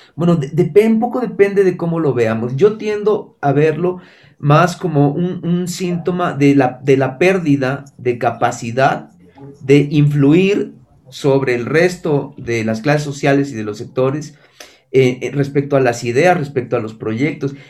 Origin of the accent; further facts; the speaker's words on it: Mexico; moved away; yo que soy, mexicano y viví la mitad de mi vida allá